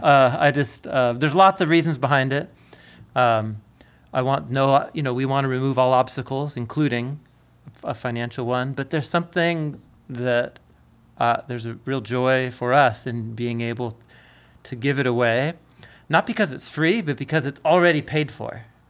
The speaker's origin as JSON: {"language": "English", "town": "Portland", "region": "Oregon", "country": "United States", "tie": "born or raised there", "said": "growing up in Portland"}